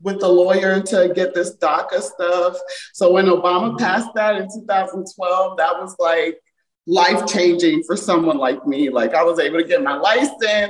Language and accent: English; Montgomery County, Maryland, United States; accent: American; also born or lived in Jamaica; I grew up in Montgomery County, Maryland, and it's very diverse here